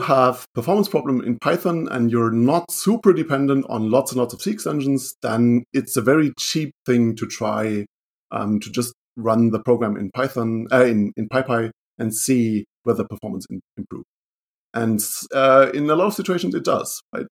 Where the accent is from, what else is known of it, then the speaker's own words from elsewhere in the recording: Germany; I'm from Germany. I live in Duisburg, Germany, which is close to the Dutch border